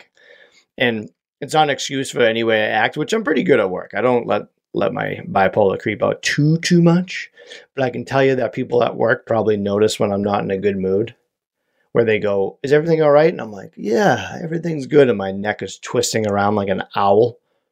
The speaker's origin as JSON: {"language": "English", "country": "United States", "said": "I'm from America"}